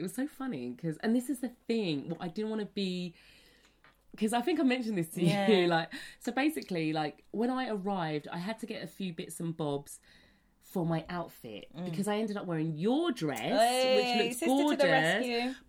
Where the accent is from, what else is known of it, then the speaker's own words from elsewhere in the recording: Liverpool, North West England, United Kingdom; accent: Liverpool; Do you want to hear my Liverpool accent? I used to be so proud of my Liverpool accent.